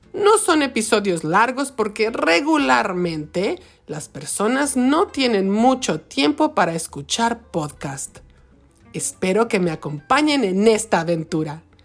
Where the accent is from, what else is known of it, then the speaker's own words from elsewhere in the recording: Michoacán, Mexico; now in Wisconsin, United States; Soy de México, específicamente del bonito estado de Michoacán, en la costa del Océano Pacífico